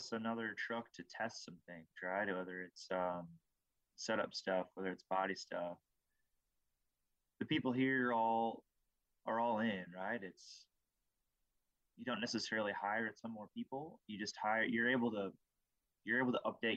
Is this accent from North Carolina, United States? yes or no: no; Iowa, United States; growing up in Iowa